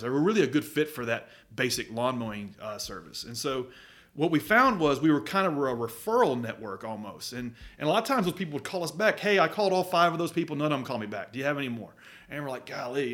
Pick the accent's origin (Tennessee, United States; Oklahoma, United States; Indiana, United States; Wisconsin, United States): Tennessee, United States; Murfreesboro; I grew up in Murfreesboro